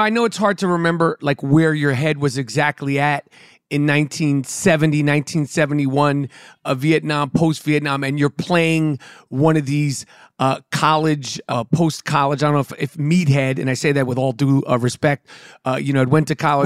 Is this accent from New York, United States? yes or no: yes; New York City, New York, United States; I grew up in New York City, right in Manhattan